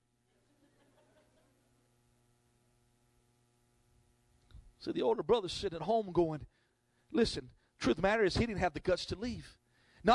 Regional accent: North Carolina, United States; I'm from North Carolina

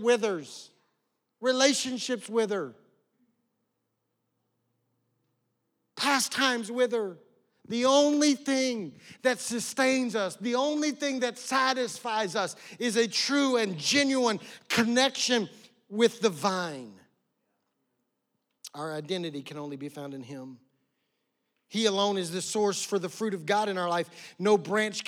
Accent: West Oklahoma, United States; I grew up in West Oklahoma out in the middle of nowhere

